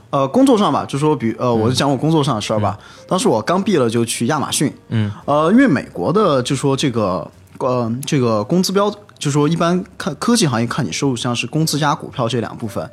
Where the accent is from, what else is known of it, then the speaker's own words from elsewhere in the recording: China; moved away as an adult; 就说我中国人出去最多就两个、 啊 两个专业嘛